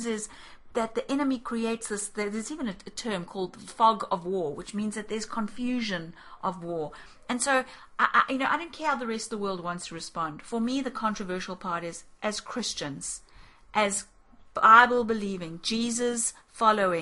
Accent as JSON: {"language": "English", "country": "South Africa", "tie": "born or raised there", "said": "we grew up in South Africa"}